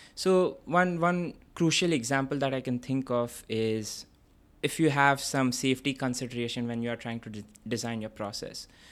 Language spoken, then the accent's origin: English; Kolkata, West Bengal, India; moved away as an adult; also born or lived in Vellore, Tamil Nadu, India; now in London, United Kingdom; I grew up in this city called Kolkata, which formerly used to be called Calcutta.